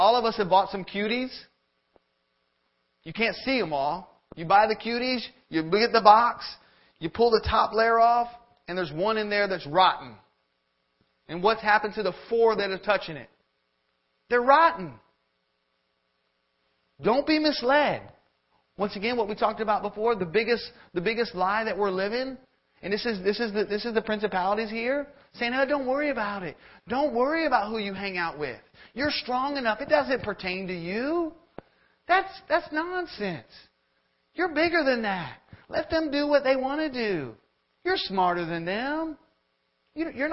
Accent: Florida, United States; moved away as an adult; now in Georgia, United States; we're from Florida

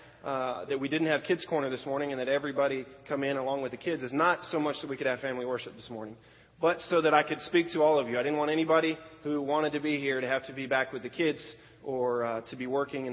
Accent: Florida, United States; also born or lived in Pennsylvania; we moved to Florida

